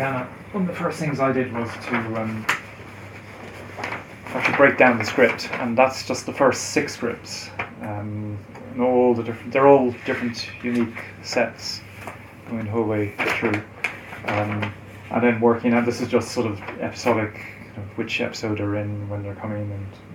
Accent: Galway, Connacht, Ireland; I used to go to London from Galway, it's my hometown.

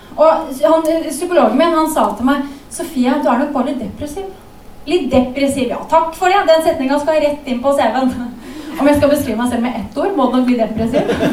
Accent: Sørlandet, Southern Norway, Norway; moved away; jeg vokste opp på Sørlandet

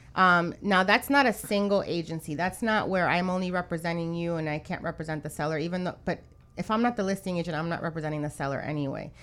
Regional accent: New York, United States; now in Miami, United States; I'm from New York

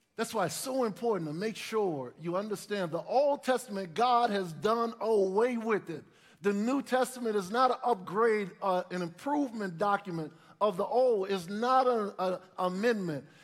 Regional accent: New Orleans, Louisiana, United States; growing up in New Orleans, two older brothers, my parents sent us to church.

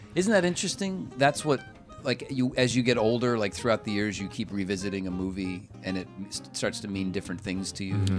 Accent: Cleveland, Ohio, United States; I grew up in Cleveland

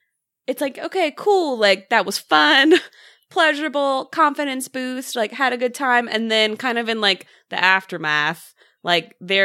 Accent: the Bible Belt, United States; because of like just like how I was raised and living in the Bible Belt.

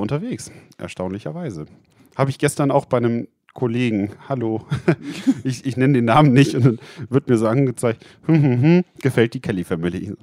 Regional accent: Rotenburg, Lower Saxony, Germany; Ich komme ja aus der Ecke Rotenburg-Wimme

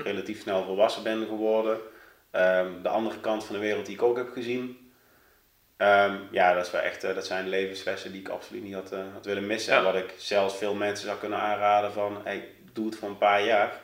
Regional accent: Doenrade, Limburg, Netherlands; moved away as an adult; now in Eindhoven, Netherlands; Ik kom uit een heel klein dorpje in de buurt van Sittard, van Zuid-Limburg. Ja? Eh, ehm, dorpje Doenraden. Nou, het is, ik denk als het duizend inwoners heeft, is het heel veel

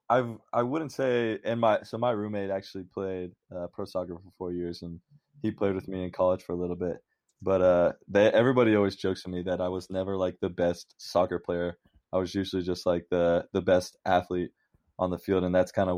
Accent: Orlando, Florida, United States; moved away as an adult; also born or lived in New Orleans, Louisiana; now in Cincinnati, United States; I was born in New Orleans. And then I grew up in Orlando, Florida

